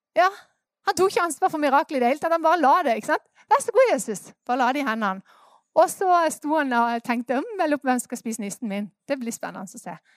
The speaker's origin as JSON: {"language": "Norwegian", "country": "Norway", "said": "Vi er jo nordmenn"}